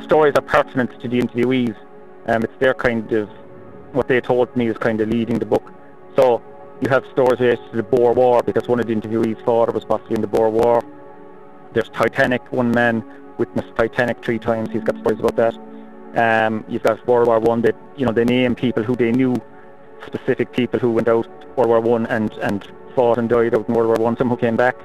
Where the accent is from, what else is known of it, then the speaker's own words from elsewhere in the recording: Cork, Munster, Ireland; I'm from Cork